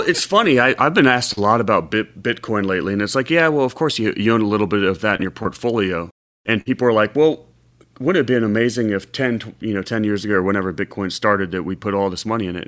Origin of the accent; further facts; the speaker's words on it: Cincinnati, Ohio, United States; I grew up in Cincinnati